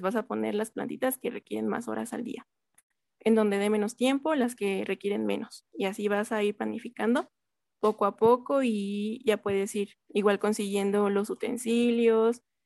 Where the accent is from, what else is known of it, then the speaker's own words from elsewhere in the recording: Mexico City, Mexico; yo soy de la Magdalena Contreras y aquí este, generalmente es una zona muy fresca